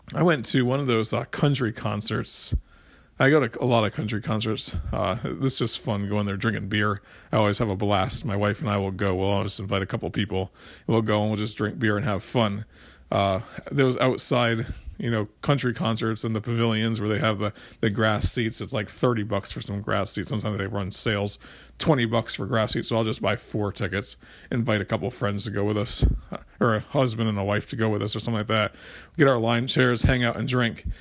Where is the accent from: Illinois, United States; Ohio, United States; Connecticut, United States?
Connecticut, United States; I grew up in Connecticut